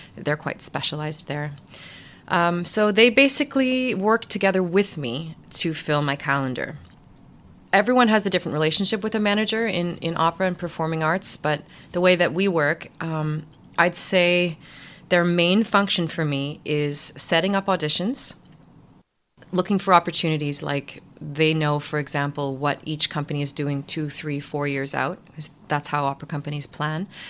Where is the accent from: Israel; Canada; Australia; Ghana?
Canada; Ottawa, Ontario; moved away as an adult; also born or lived in New York; now in Leeds, United Kingdom; lots of little musical theater shows in my hometown in Ottawa